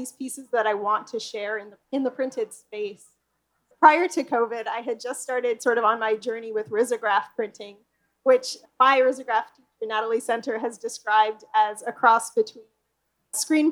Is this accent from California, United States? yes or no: yes; Los Angeles, California, United States; I was born and raised in Los Angeles, and this is where I started my design studio